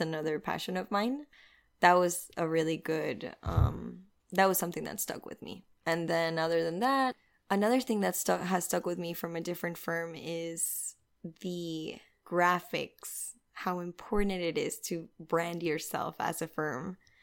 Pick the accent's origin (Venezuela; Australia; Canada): Venezuela; moved away as an adult; now in Miami, United States; I'm originally from Venezuela. I've been living in Miami for about eight years.